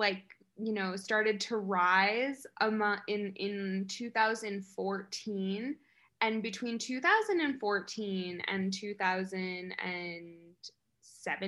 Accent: upstate New York, United States; I was born in New York City, but I was mostly raised in a very small rural farm town in upstate New York.

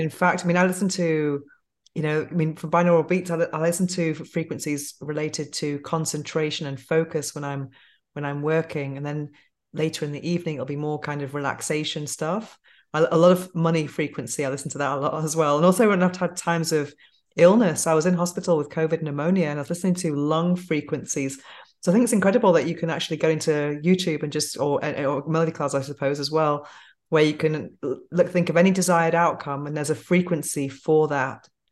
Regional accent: Manchester, North West England, United Kingdom; now in Spain; growing up in England

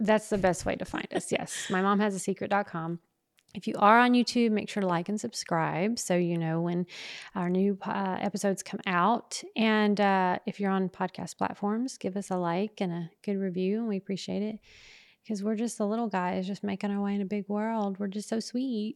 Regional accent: the South, United States; we're from the South

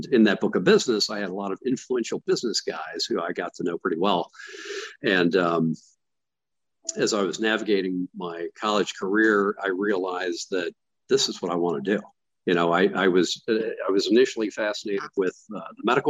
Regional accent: Florida, United States; moved away as an adult; now in Atlanta, United States; I grew up in Florida

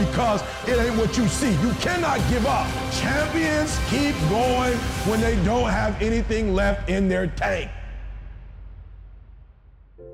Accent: Detroit, Michigan, United States; I'm from Detroit, homeless. Mama got pregnant with me at 17 years old, high school dropout.

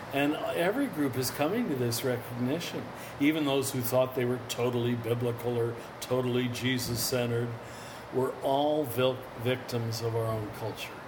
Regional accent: Kansas, United States; I was raised in Kansas Roman Catholic German farmer family.

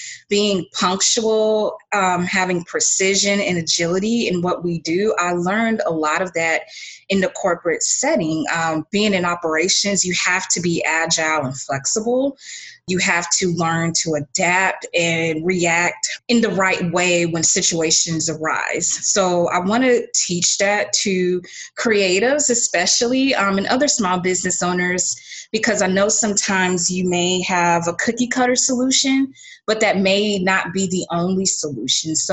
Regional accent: Clearwater, Florida, United States; also born or lived in Orlando, Florida; I'm from Clearwater, Florida, originally born and raised.

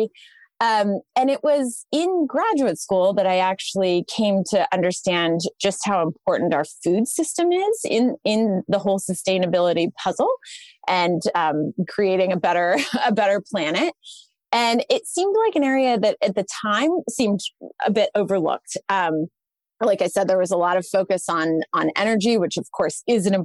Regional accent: Sonoma County, Northern California, United States; I grew up in Northern California in Sonoma County

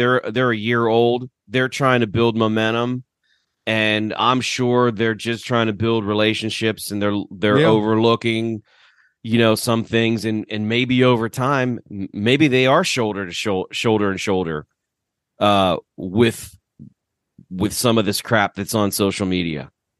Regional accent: Pittsburgh, Pennsylvania, United States; accent: Pittsburgh; my Pittsburgh accent

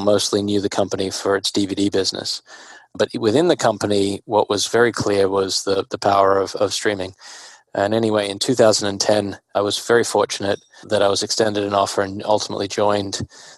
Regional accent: Australia; moved away as an adult; also born or lived in Singapore; I was born and raised in Australia

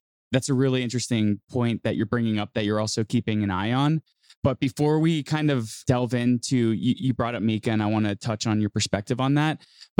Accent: United States; me being an American

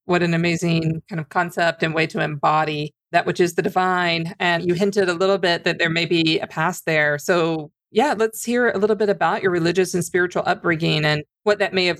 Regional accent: Louisiana, United States; like me, kind of grew up adjacent to that. And I grew up in Louisiana.

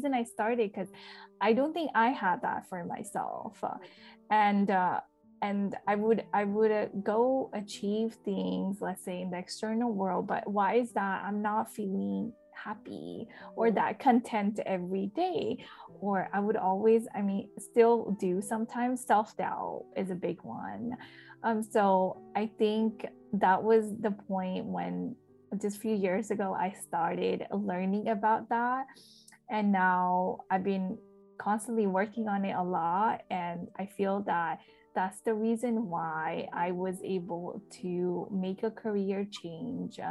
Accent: India; moved away; I was born in India

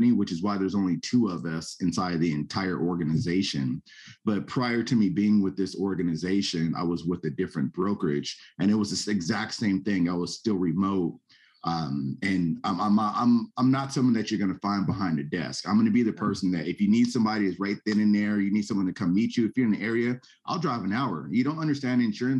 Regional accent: San Jose, California, United States; also born or lived in Santa Clara, California; now in Sacramento, United States; I'm originally from the Bay Area. We're in San Jose

